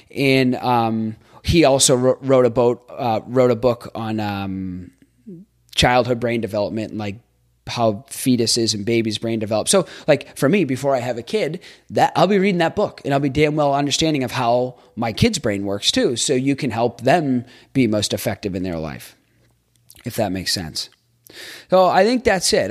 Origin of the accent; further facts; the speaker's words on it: Boston, Massachusetts, United States; moved away as an adult; also born or lived in Jacksonville, Florida; I grew up in Boston